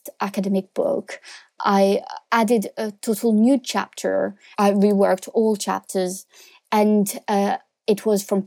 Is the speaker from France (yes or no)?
yes; France; moved away; I'm from France. So I'm French, and I grew up there.